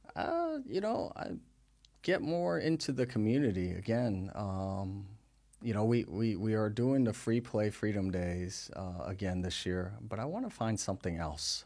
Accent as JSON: {"language": "English", "region": "New Jersey", "country": "United States", "tie": "born or raised there", "also_born_or_lived": "Taiwan", "moved": "as an adult", "lives_now": "West Virginia, United States", "said": "we grew up in North Jersey"}